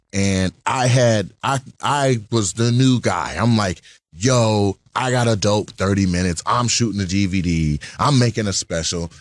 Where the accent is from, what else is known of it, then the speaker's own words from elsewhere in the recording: Lacey, Washington, United States; also born or lived in Los Angeles; I grew up in Lacey, Washington